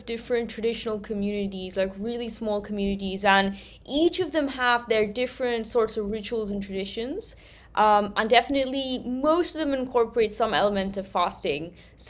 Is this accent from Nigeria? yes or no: no; Manchester, North West England, United Kingdom; first language Gujarati; moved away as an adult; also born or lived in Gujarat, India; now in India; I grew up in Manchester.